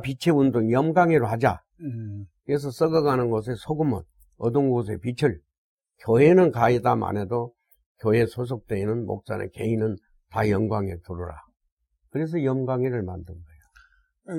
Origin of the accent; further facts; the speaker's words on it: Haenam, South Jeolla, South Korea; now in Seoul, South Korea; 나는 해남이고